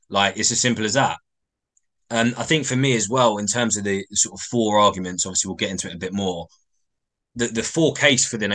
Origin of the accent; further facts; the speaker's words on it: England, United Kingdom; I think as English England fans, you know, we, we can't be picky.